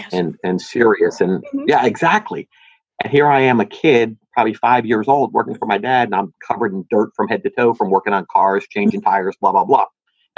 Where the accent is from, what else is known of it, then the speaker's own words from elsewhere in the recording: Hillside, New Jersey, United States; I grew up in New Jersey, in a little city outside of Newark called Hillside.